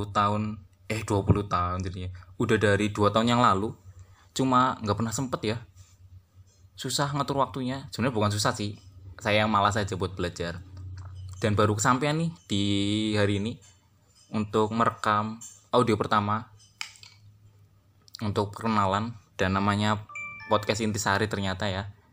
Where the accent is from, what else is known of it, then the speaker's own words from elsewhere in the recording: Purwokerto, Central Java, Indonesia; Saya orang Purwokerto dan saat ini sedang menempuh kuliah di salah satu universitas di kota Purwokerto.